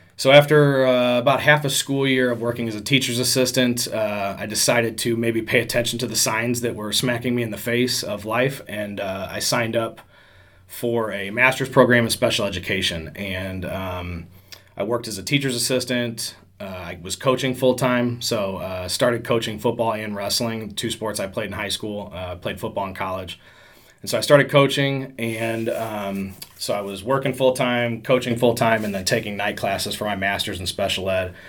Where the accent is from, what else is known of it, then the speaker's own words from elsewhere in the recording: St. Louis, Missouri, United States; also born or lived in Decatur, Illinois; I'm from St. Louis originally, so we moved back here.